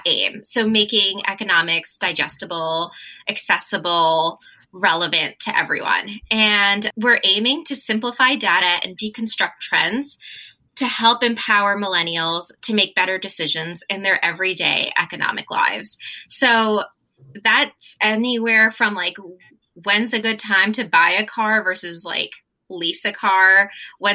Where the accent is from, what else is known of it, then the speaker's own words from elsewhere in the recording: Hastings-on-Hudson, New York, United States; moved away as an adult; also born or lived in Washington, D.C.; I grew up in New York, outside of New York City, a small little cute like hippie town called Hastings-on-Hudson